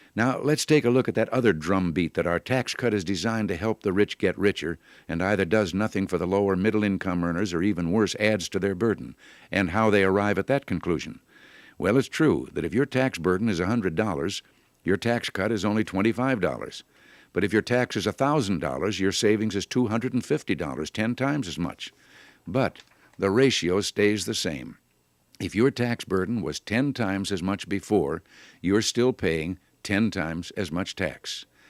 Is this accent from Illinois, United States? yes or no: yes; Illinois, United States; moved away; As a boy growing up in Illinois